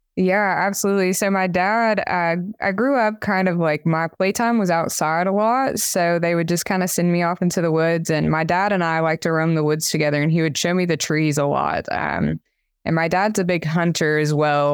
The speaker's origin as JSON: {"language": "English", "town": "Tellico Plains", "region": "Tennessee", "country": "United States", "tie": "born or raised there", "said": "I grew up in rural Appalachia, uh, in kind of this little drive-through mountain town, uh, called Tilico Plains, Tennessee"}